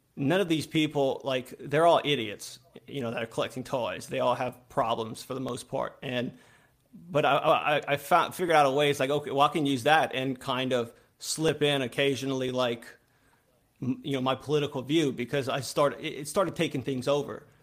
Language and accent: English; Louisiana, United States; I'm from Louisiana. I live in a small town okay. in Louisiana